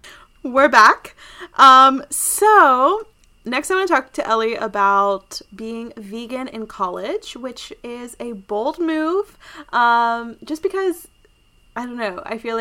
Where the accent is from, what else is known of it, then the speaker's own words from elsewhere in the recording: Tennessee, United States; I obviously love living here. I mean, I'm from Tennessee, so it doesn't feel too different.